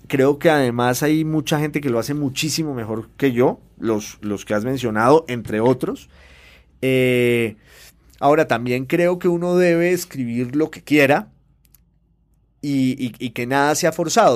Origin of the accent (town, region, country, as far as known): Popayán, Cauca, Colombia